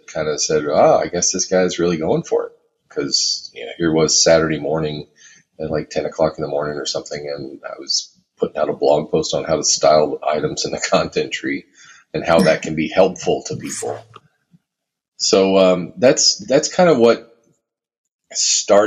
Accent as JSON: {"language": "English", "region": "Texas", "country": "United States", "moved": "yes", "lives_now": "Minnesota, United States", "said": "I live in Minnesota. I'm originally from Texas, but I've been in Minnesota for a long time now"}